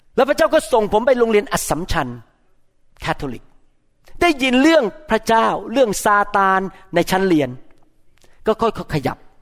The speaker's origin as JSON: {"language": "Thai", "country": "Thailand", "moved": "as an adult", "lives_now": "United States", "said": "ผมมาจากประเทศไทย"}